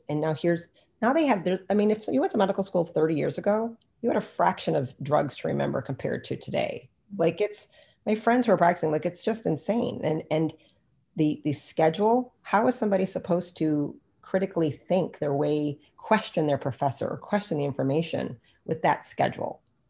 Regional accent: India; Ayurvedic medicine, I'm Indian, so that's like my game, right?

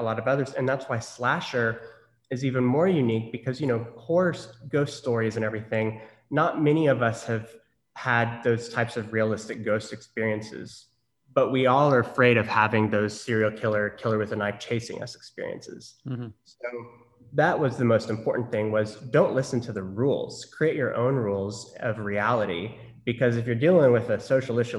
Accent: Norman, Oklahoma, United States; moved away as an adult; also born or lived in Los Angeles, California; I grew up in Norman, Oklahoma, which is home of the Sooners

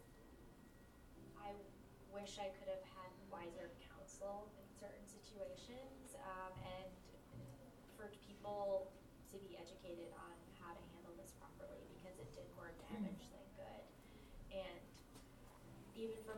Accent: Cleveland, Ohio, United States; moved away as an adult; now in Los Angeles, United States; I grew up in Cleveland, Ohio. About 30 minutes outside of there

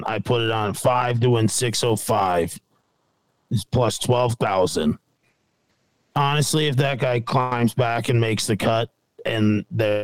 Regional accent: United States; As an American

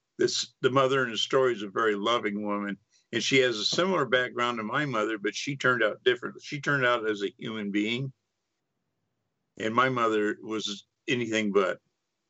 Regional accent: Freeport, Texas, United States; I grew up in East Texas on the Gulf Coast

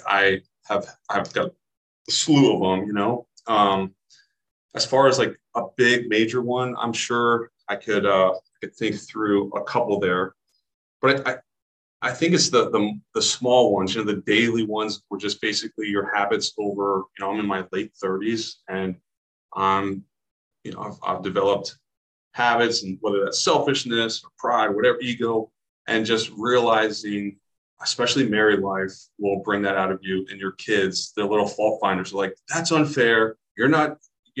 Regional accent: Southern California, United States; moved away as an adult; also born or lived in Steubenville, Ohio; Had a great childhood growing up in Southern California, spent a lot of time in and around the Pacific Ocean

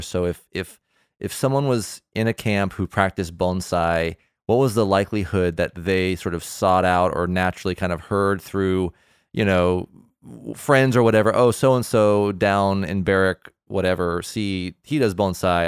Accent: Southern California, United States; I am from Southern California too

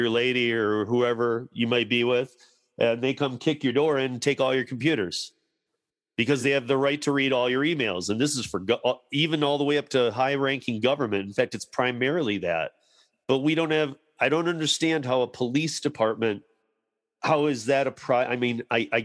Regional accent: Michigan, United States; now in Denver, United States; I grew up in Michigan

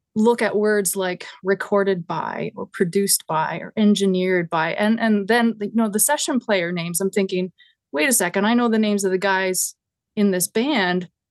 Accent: Grand Falls-Windsor, Newfoundland and Labrador, Canada; now in Hamilton, Canada; my hometown started an annual festival called the Salmon Festival. And they would get acts, like, the first one had the …. And it was, like, highly regarded. I think the … did a couple there. And, and it makes no sense for a small town, Newfoundland

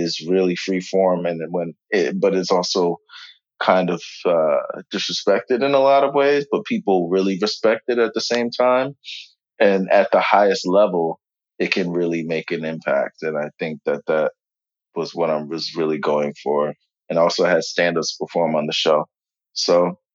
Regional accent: New York, United States; I'm from New York

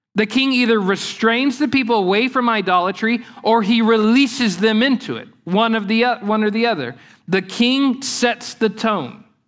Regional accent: Lake Eufaula, southeastern Oklahoma, United States; the place where I grew up on Lake Eufaula in southeastern Oklahoma

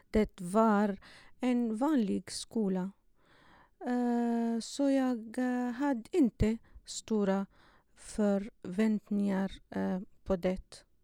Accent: Syria; Swedish is a second language; moved away as an adult; now in Sweden

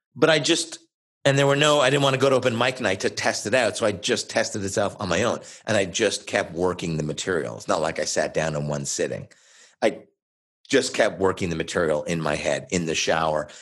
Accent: Oshawa, Ontario, Canada; also born or lived in Montreal; originally from Montreal, but I grew up in a city about an hour east of Toronto called Oshawa, Ontario

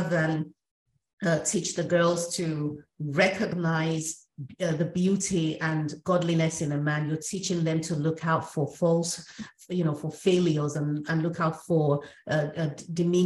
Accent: Nigeria; we're both from Africa, we're from Nigeria

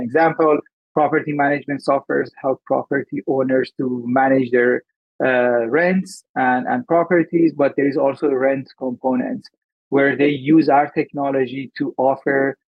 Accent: Iran; also born or lived in Dubai, UAE; now in Vancouver, Canada; I'm Iranian and I migrated to Canada in 2006. Prior to moving to Canada, I moved to UAE

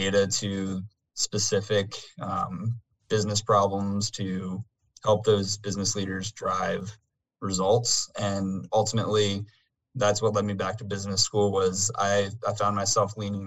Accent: Virginia Beach, Virginia, United States; I grew up in Virginia Beach, Virginia.

